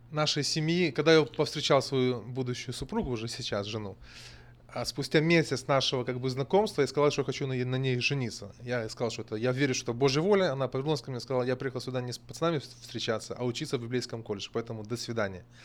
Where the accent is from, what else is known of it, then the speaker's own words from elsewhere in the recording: Pripyat, Kyiv Oblast, Ukraine; Russian is a second language; also born or lived in Donbas; Родился в Украине я, а в Житомирской области. Будучи ребенком, семьей переехал в Припять. В 86 году авария на Чернобыле. А отец нас всех вывез, были эвакуированы, одно время жили в Донбассе, потом очутились в Киеве.